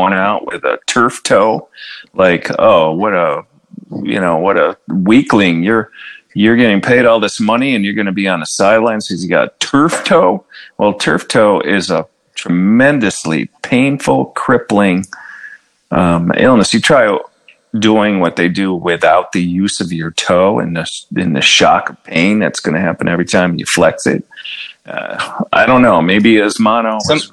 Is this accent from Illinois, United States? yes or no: no; Buffalo, New York, United States; the Bills, of course. That's my hometown team